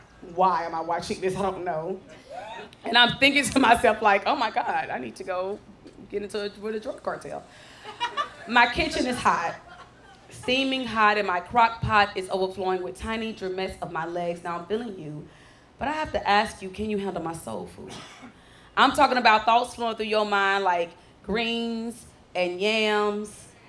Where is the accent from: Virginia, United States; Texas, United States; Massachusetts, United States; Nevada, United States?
Texas, United States; Dallas; And I wrote this poem because I grew up in Oak Cliff. Anybody else from Dallas?